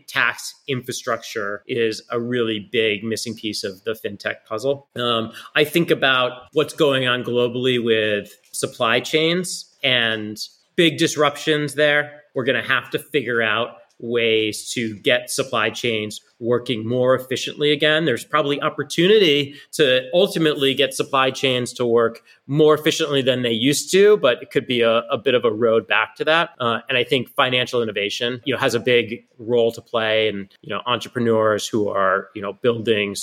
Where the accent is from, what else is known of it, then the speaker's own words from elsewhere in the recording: Massachusetts, United States; I grew up in Massachusetts, and I bleed green